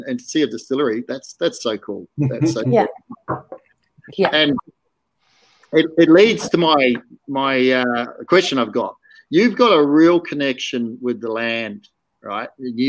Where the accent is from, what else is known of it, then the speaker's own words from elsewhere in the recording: New Zealand; moved away; also born or lived in Reefton, West Coast, New Zealand; originally, I still am. I'm a Kiwi.